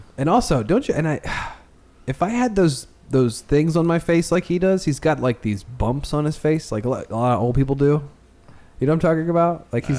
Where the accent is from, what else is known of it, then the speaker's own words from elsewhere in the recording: Edgewater, Maryland, United States; I'm from Annapolis.